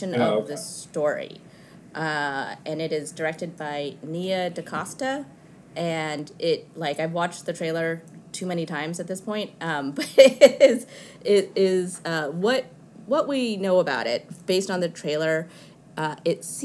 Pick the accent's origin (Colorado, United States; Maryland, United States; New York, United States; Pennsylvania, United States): Colorado, United States; Denver; growing up in Denver